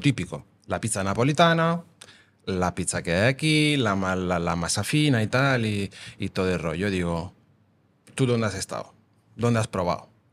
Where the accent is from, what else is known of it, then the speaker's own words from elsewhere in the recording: Naples, Campania, Italy; Spanish is a second language; moved away as an adult; also born or lived in London / New York / Amsterdam; now in Vilanova i la Geltrú, Spain; nosotros somos napolitanos, digamos somos napolitana, pero al final somos italianos